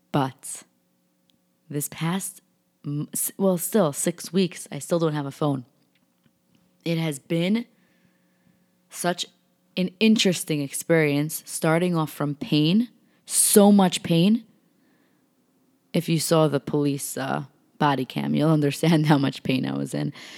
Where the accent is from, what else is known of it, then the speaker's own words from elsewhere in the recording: New York, United States; I'm from New York.